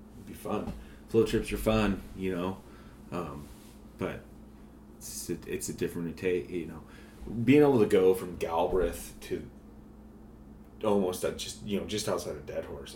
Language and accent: English; Montana, United States; growing up in Montana